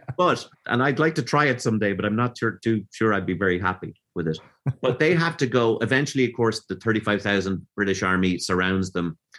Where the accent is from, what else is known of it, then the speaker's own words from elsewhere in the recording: Dublin, Leinster, Ireland; also born or lived in Galway; I was born in Galway, but I grew up in George and Dublin